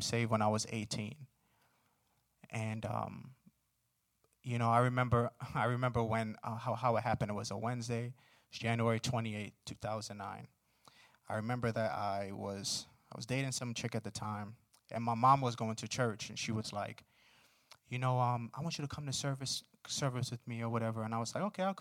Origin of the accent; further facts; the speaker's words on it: New York City, New York, United States; moved away; I grew up in Brooklyn. I'm from New York